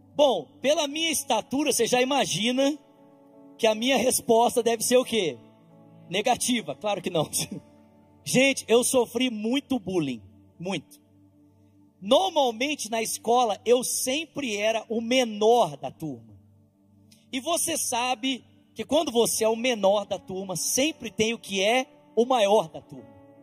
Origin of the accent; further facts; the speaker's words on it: Brazil; como eu nasci no Brasil